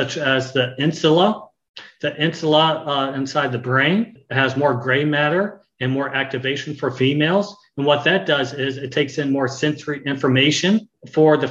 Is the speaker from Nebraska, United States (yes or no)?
no; Bedford, Texas, United States; I grew up in Texas, in Bedford, Texas